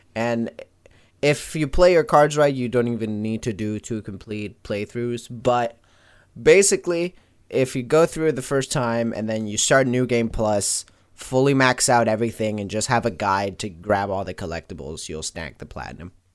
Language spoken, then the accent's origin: English; Venezuela; I am from Venezuela, born